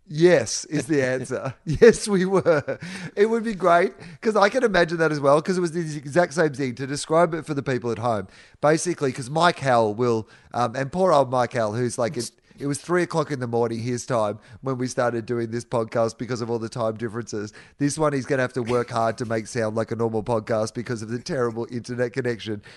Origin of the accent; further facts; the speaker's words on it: Victoria, Australia; moved away as an adult; growing up in Denison and the ninety and a mile beach in Victoria